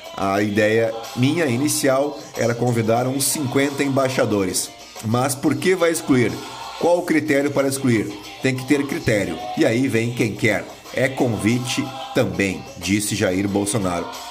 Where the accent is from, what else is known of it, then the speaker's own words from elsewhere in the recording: Rio Grande do Sul, Brazil; à minha terra, o Rio Grande